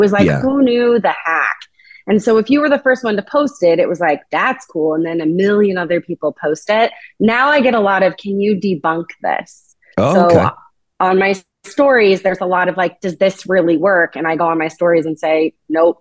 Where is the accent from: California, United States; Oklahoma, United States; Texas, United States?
California, United States; Sonoma; I grew up in Sonoma